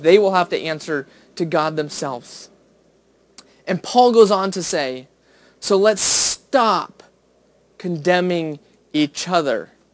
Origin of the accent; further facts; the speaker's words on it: United States; as an American